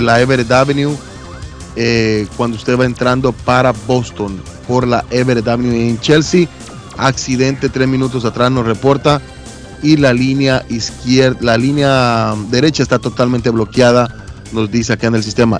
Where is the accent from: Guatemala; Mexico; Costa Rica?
Guatemala; la Sierra de las Minas es la que, la, que da espaldas a, mi pueblo